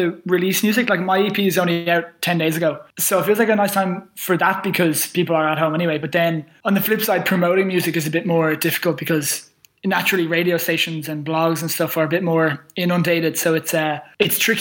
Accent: Dublin, Leinster, Ireland; I'm from Dublin

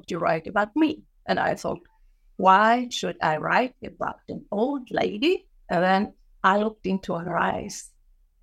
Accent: Gothenburg, Västra Götaland, Sweden; I was born in Gothenburg on the western coast of Sweden

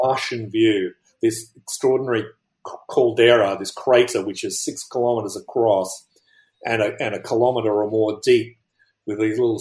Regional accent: Australia; moved away; I'm originally from Australia

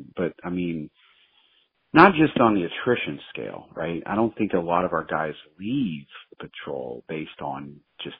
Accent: United States; growing up in America

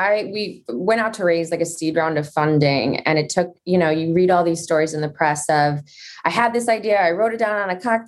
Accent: Midwest, United States; I grew up in the Midwest.

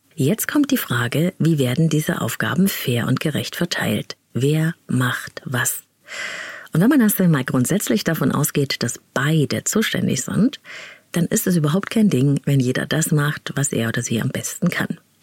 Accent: East Germany, Germany; Ich bin nämlich in der DDR aufgewachsen

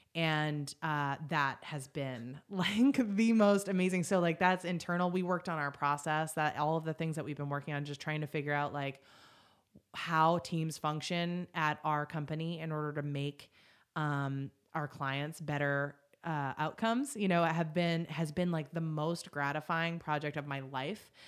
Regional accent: Boston, Massachusetts, United States; moved away as an adult; also born or lived in upstate New York; I was from Boston

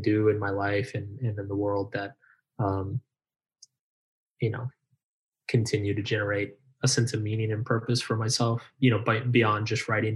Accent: United States; I'm American

